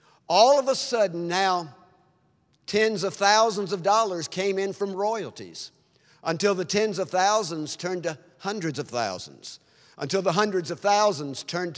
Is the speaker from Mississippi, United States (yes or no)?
yes; Mississippi, United States; it's like a barn I grew up in Mississippi.